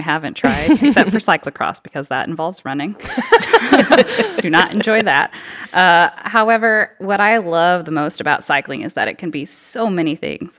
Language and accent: English; Texas, United States; also born or lived in Boston, Massachusetts / Madison, Wisconsin; now in Bentonville, United States; I'm originally from Texas